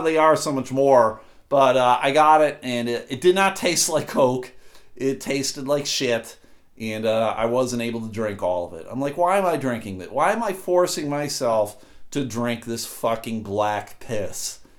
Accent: Buffalo, New York, United States; moved away; also born or lived in Massachusetts; I grew up in Buffalo, and in Buffalo, it is uh, pop

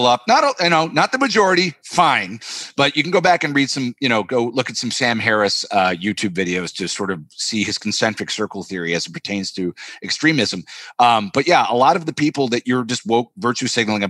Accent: Canada; moved away as an adult; now in Los Angeles, United States; I'm Canadian

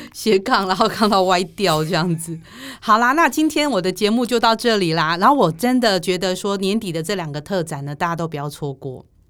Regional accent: Chiayi, Taiwan; 我是嘉义人

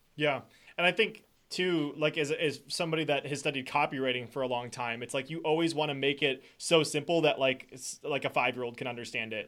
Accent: Wisconsin, United States; I'm from Wisconsin

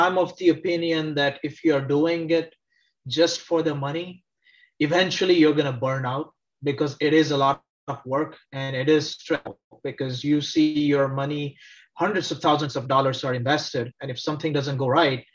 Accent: India; moved away as an adult; also born or lived in Texas, United States; now in Cincinnati, United States; Originally, I'm from India, grew up in India, moved to the US

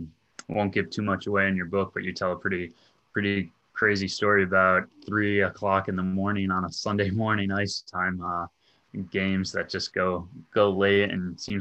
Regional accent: Minnesota, United States; So growing up in Minnesota and leading into the ACHA

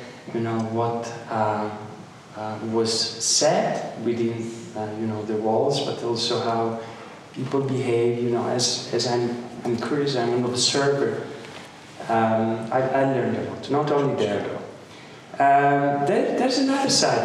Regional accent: Padua, Veneto, Italy; English is a second language; moved away as an adult; also born or lived in Amsterdam / Boston; you already know I'm Italian. I'm coming from Padova, close by Venice.

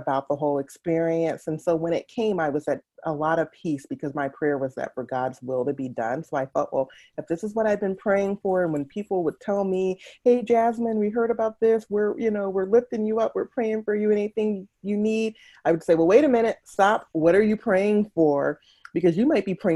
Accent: Atlanta, Georgia, United States; moved away as an adult; also born or lived in Washington, D.C.; now in Twin Cities, United States; Born and raised in Atlanta, Georgia

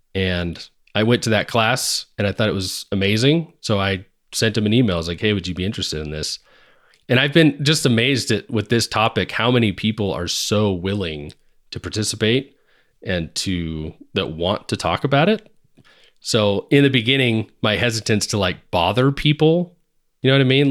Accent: Seattle, Washington, United States; moved away; back in Washington, where I grew up in the Seattle area

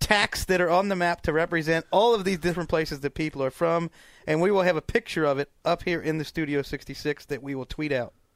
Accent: Cincinnati, Ohio, United States; my hometown of Cincinnati

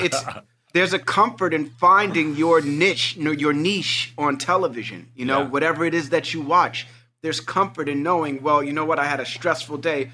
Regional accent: New York City, New York, United States; you know, I grew up in Hell's Kitchen. Warriors, like, is New York City.

